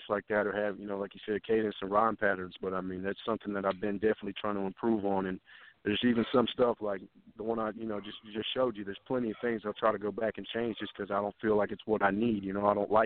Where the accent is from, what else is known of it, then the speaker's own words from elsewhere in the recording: Flint, Michigan, United States; moved away; I was born in Flint, Michigan, and I've traveled all around.